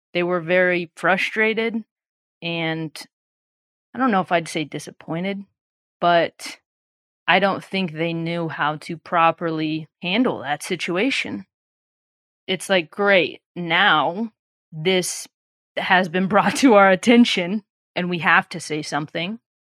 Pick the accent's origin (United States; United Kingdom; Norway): United States; Illinois; moved away as an adult; also born or lived in Los Angeles, United States; we're both from Illinois